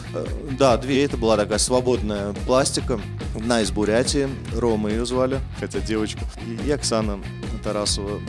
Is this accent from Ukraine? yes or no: no; Tashkent, Uzbekistan; now in Moscow, Russia; там же, где мы и родились с Сергеем, в Ташкенте, в Советском Союзе